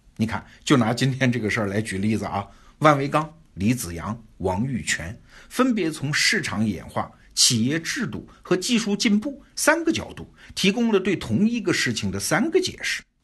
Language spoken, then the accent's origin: Chinese; China; 我们中国人隔着太平洋也觉得挺奇怪的呀